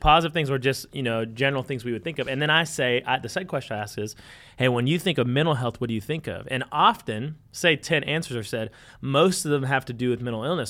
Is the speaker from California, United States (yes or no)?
no; Conway, Arkansas, United States; we're from Conway and Arkansas, Central Arkansas